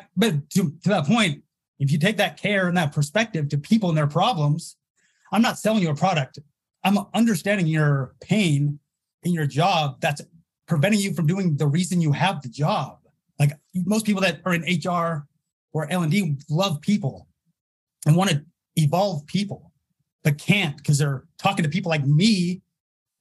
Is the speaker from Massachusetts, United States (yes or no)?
no; Utah, United States; I'm from Utah